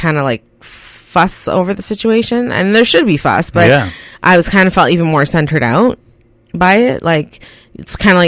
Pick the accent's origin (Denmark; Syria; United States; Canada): Canada; also born or lived in Guyana; I was born in Guyana, South America. I came up to Canada Christmas Day, 1988